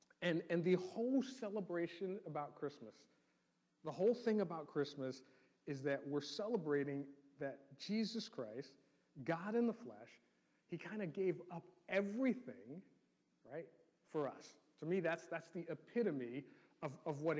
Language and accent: English; New York City, New York, United States; growing up in New York City